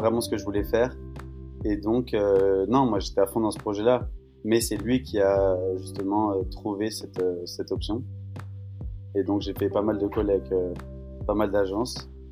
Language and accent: French; Paris, Île-de-France, France; moved away as an adult; now in Colorado, United States; j'habite dans la région, j'habite à Paris